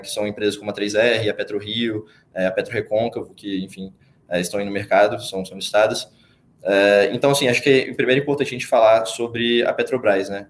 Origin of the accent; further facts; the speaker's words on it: Espírito Santo, Brazil; moved away as an adult; now in São Paulo, Brazil; sou capixaba, é, flamenguista, é, vim para São Paulo fazer engenharia de produção na Poli